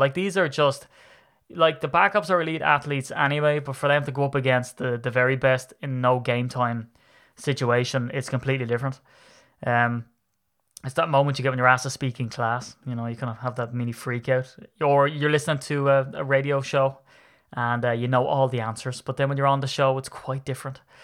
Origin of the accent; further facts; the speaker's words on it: Ireland; I'm an Irishman